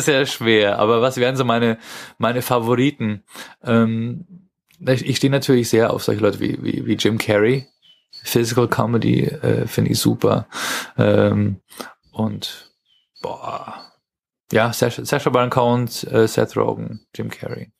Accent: Germany; als Deutscher

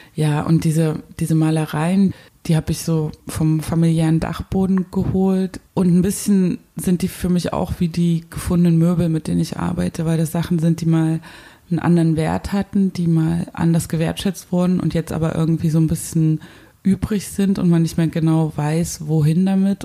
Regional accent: Zwickau, Saxony, Germany; moved away; geboren 1984 in Zwickau, in einem Land, das DDR hieß.

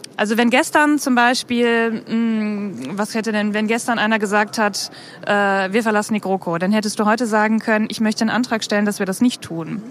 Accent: Bielefeld, North Rhine-Westphalia, Germany; Ich komme aus Bielefeld

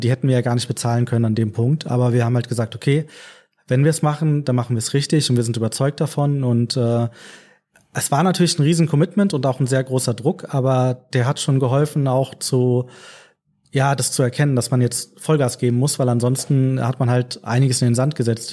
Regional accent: Frankfurt, Hesse, Germany; ich bin gebürtiger Frankfurter, also lebe mein ganzes Leben schon in Frankfurt, auch dem richtigen Frankfurt, Frankfurt am Main

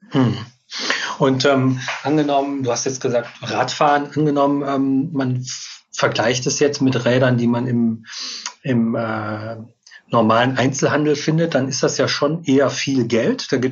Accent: North Rhine-Westphalia, Germany; Ich, hab, ich bin ein Kind des Ruhrgebiets. Ich musste immer, wenn ich in die Natur wollte, durch viel Stadtgebiet, um dann relativ schnell auch in der Natur zu sein.

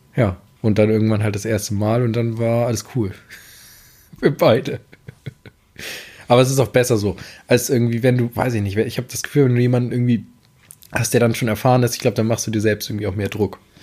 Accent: Amelinghausen, Lower Saxony, Germany; bin hier im Westen aufgewachsen, sage ich jetzt mal. Den, wie gesagt, Amlinghausen, Lüneburger Heide

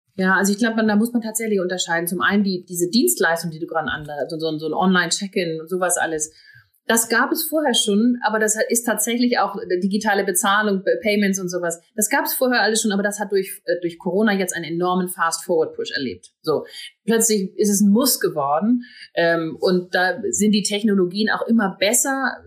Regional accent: Northern Germany, Germany; now in Hamburg, Germany; Und ich komme dann auch noch aus dem Norden gebürtig

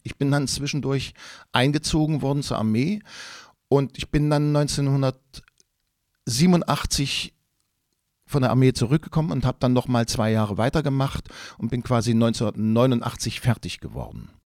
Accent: Quedlinburg, Saxony-Anhalt, Germany; ich bin in Quedlinburg im Harz groß geworden

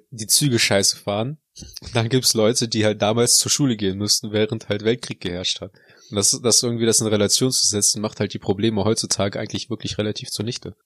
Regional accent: Neuss, North Rhine-Westphalia, Germany; also born or lived in Heinsberg; ich komme ja eigentlich nicht aus Heinsberg, sondern aus Neuss

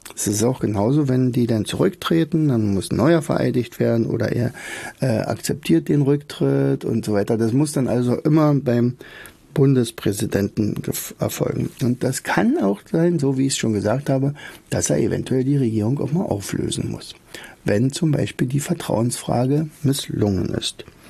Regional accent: Rauen, Brandenburg, Germany; also born or lived in Oderberg; denn ich komme ja aus Rauen

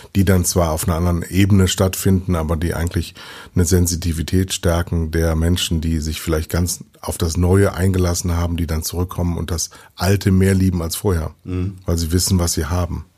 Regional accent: Düsseldorf, North Rhine-Westphalia, Germany; now in Munich, Germany; drei Jahrzehnten nach München gekommen als Westdeutscher, als Düsseldorfer

